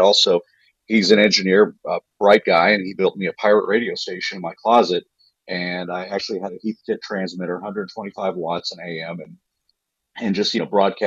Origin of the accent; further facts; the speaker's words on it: Deer Park, New York, United States; now in Tulsa, United States; I grew up in Deer Park, New York